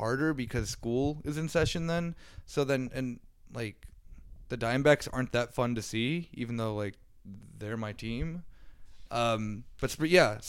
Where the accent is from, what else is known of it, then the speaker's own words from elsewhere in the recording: Phoenix, Arizona, United States; moved away; Arizona, my home state, my hometown of Phoenix